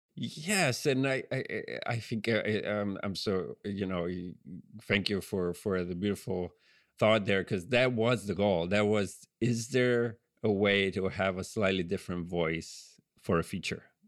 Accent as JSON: {"language": "English", "town": "Genoa", "region": "Liguria", "country": "Italy", "tie": "born or raised there", "accent": "Italian", "second_language": "English", "moved": "yes", "lives_now": "United States", "said": "I grew up in Genova on the on the Ligurian coast, the Italian Riviera"}